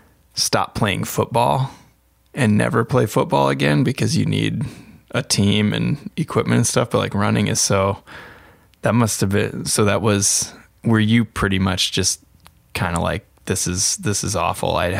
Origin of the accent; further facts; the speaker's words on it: Iowa, United States; I was able to go to the Drake Relays, which is in my home state